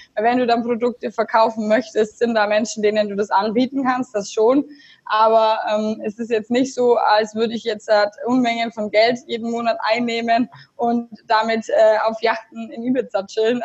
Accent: Augsburg, Bavaria, Germany; also born or lived in Munich; Ich komme aus Augsburg

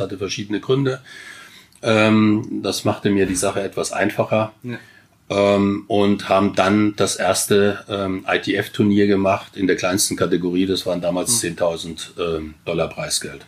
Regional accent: Wiesbaden, Hesse, Germany; also born or lived in Chile; Ich bin in Grün-Weiß-Biebrich eigentlich groß geworden, als wir nach Wiesbaden kamen

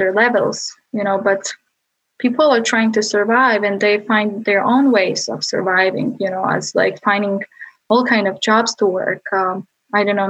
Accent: Bosnia & Herzegovina; moved away as an adult; now in United States; I grew up in Bosnia and Balkans

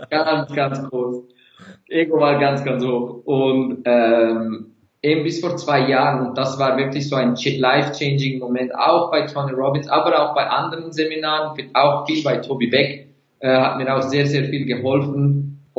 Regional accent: Turkey; Seitdem bin ich so fast 60, 70 Prozent vegan als Türke und ich liebe Fleisch.

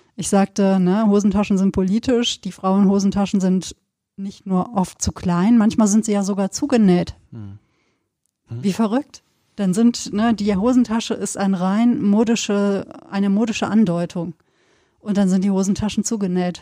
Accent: Sauerland, North Rhine-Westphalia, Germany; now in Cologne, Germany; Ich bin im Sauerland groß geworden, Westfalen.

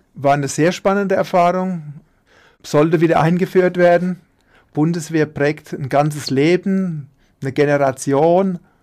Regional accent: Münster, Hesse, Germany; also born or lived in Dieburg; ich bin in Dieburg geboren, in der Fastnachtshochburg und wohnen tue ich in Münster, das Nachbarort von Dieburg

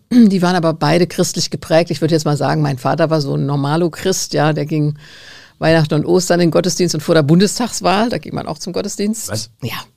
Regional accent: Stadtallendorf, Hesse, Germany; Stadt Allendorf. Was

